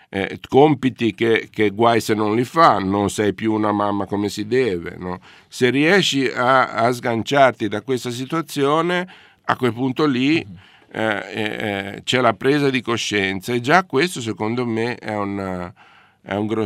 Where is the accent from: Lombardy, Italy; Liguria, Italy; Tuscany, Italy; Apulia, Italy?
Liguria, Italy; Genoa; sono genovese